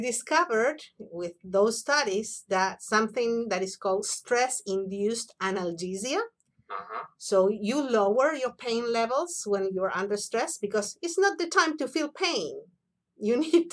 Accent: Buenos Aires, Argentina; moved away; I was born and raised in Buenos Aires, Argentina.

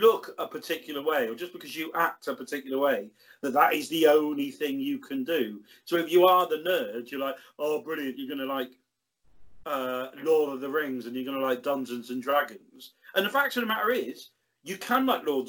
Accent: Bristol, South West England, United Kingdom; I grew up in Brislington

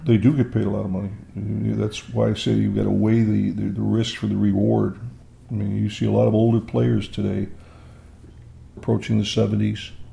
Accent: East Rochester, New York, United States; I was born in 1941 in Rochester, New York, but lived in a small suburb called East Rochester

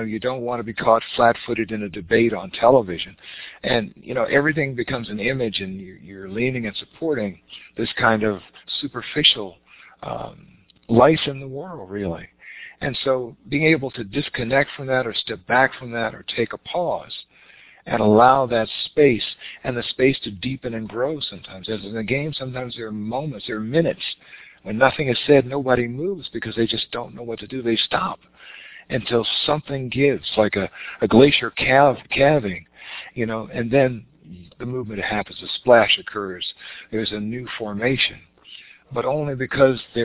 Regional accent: Richmond, Virginia, United States; we grew up in the South in Richmond, Virginia

